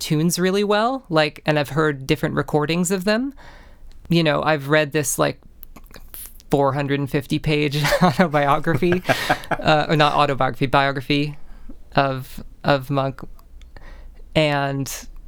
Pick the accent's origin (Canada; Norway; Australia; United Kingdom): Canada; being Canadian, you're growing up